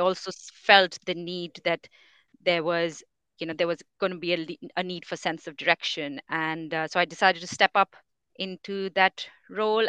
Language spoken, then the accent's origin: English; India; moved away as an adult; now in England, United Kingdom; I come from India. I am, my, my family's all in India